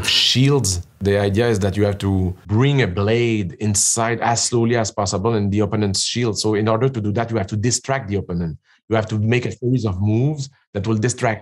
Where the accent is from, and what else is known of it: Canada